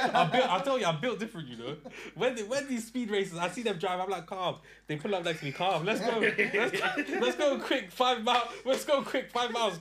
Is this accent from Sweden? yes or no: yes; Sweden; now in United Kingdom; Sweden. My hometown